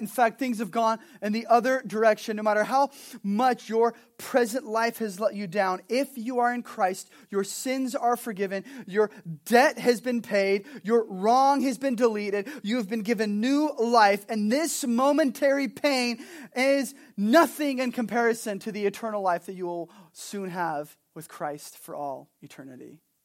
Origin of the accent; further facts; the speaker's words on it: Southern California, United States; also born or lived in Montana; now in Kona, United States; I'm originally from Southern California.